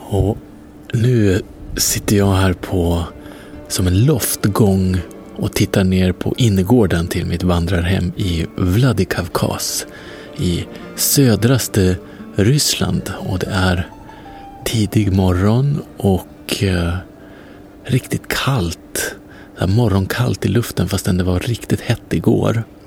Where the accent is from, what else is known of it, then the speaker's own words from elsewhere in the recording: Norrland, Sweden; i Norrland, eh, där jag är ifrån, som man kanske hör då och då på mitt uttal